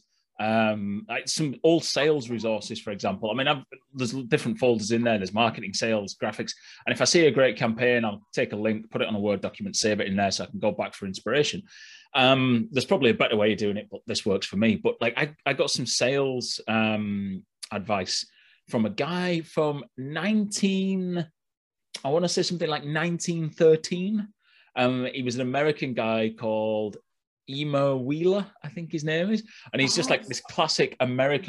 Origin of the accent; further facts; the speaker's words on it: Yorkshire and the Humber, United Kingdom; I'm from Yorkshire